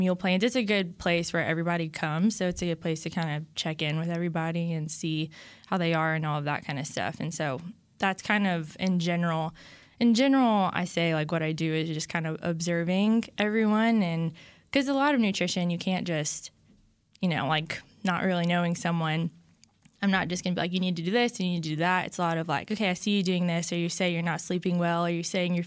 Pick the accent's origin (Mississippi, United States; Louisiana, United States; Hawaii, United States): Louisiana, United States; Baton Rouge; I'm from Baton Rouge, Louisiana, and I went to LSU